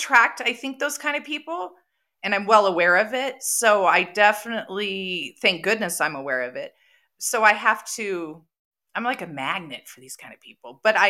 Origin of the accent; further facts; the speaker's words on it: San Diego, California, United States; now in Colorado, United States; I'm from San Diego. When you grow up there, people are not self-employed there. You work for people. I currently live in Colorado, where everybody is self-employed.